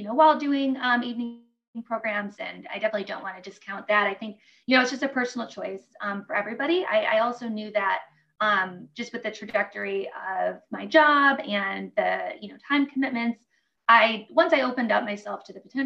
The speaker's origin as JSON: {"language": "English", "town": "Detroit", "region": "Michigan", "country": "United States", "said": "I'm from Detroit and, you know, it's a very hardworking city"}